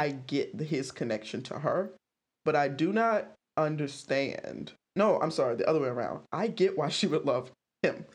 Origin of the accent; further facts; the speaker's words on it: the South, United States; I'm from the South